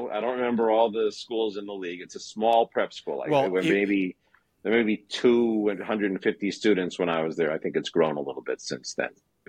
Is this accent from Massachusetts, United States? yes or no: yes; Weston, Massachusetts, United States; I grew up in the Boston area in a town called Weston, a little town about, I don't know, 12 miles west of Boston, very wealthy suburb. My parents were not religious. We had some Judaism. I went to Hebrew school.